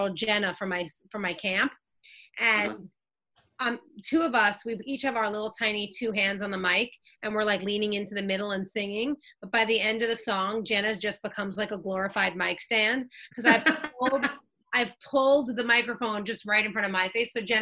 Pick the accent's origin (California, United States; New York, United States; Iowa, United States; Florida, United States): New York, United States; moved away as an adult; now in Los Angeles, United States; I was born in New York